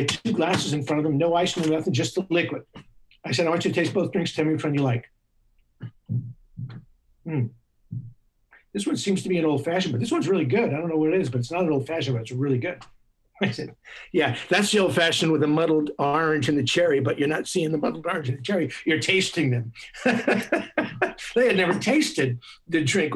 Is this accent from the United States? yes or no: yes; New York City, New York, United States; I'm a New Yorker